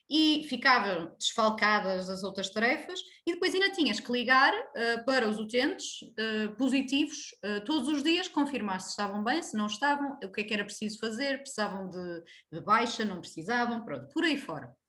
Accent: Braga, Norte, Portugal; sou natural de Braga

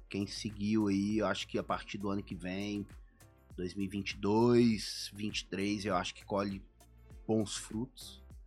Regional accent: Brazil; moved away as an adult; also born or lived in Boston; sou brasileiro

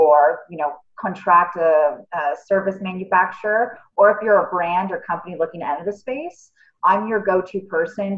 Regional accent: Toronto, Ontario, Canada; I'm from Toronto, born and raised

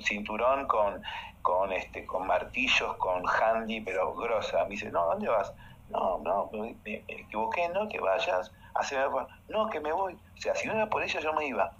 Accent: Montevideo, Uruguay; now in Argentina; yo soy de Uruguay, vivía eh, en Uruguay y mi papá era camarógrafo, camarógrafo de Canal 5 de Montevideo

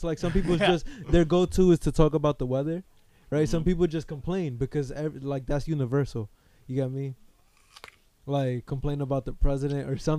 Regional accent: United States; I feel like I'm the American

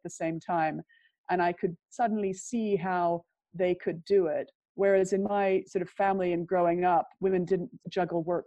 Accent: Prince George, British Columbia, Canada; moved away as an adult; also born or lived in Vancouver, Canada; now in United Kingdom; I grew up in Prince George, which is a lumber town about 500 miles north of Vancouver

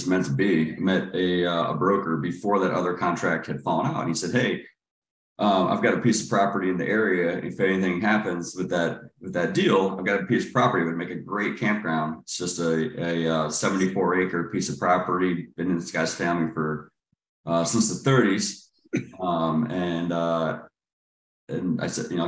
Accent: Cleveland, Ohio, United States; now in Charlotte, United States; I grew up in Cleveland, Ohio, and then moved to Charlotte around 2002

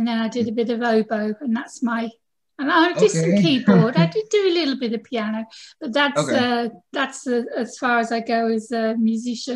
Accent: England, United Kingdom; now in Corfu, Greece; I'm from England

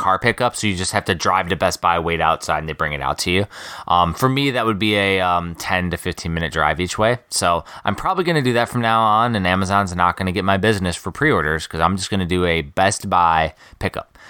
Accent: Midwest, United States; moved away; I'm from the Midwest.

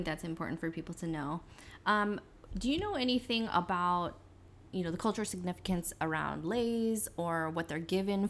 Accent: California, United States; now in Hawaii, United States; I'm from California and I'm Californian.

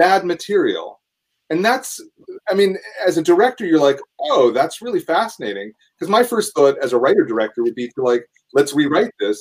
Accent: New Jersey, United States; also born or lived in Manhattan, New York / Austin, Texas; now in Los Angeles, United States; I was born in Manhattan, and then I grew up in New Jersey

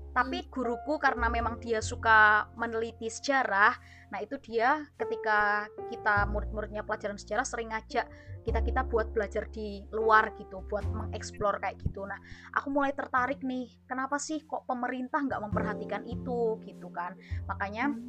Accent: Temanggung, Central Java, Indonesia; Oh, kalau aku sendiri dari Temanggung.

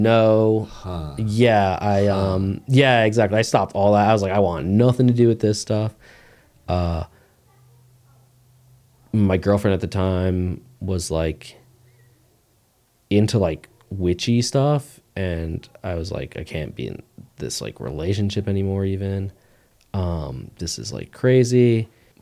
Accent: Poconos, Pennsylvania, United States; born or raised there

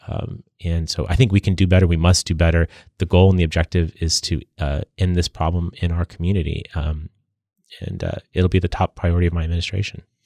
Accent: San Diego, California, United States; I've spent my career serving my hometown

